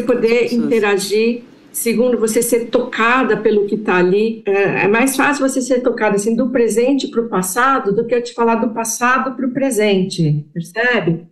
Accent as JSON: {"language": "Portuguese", "country": "Brazil", "said": "Nós somos brasileiros, brasileiros judeus."}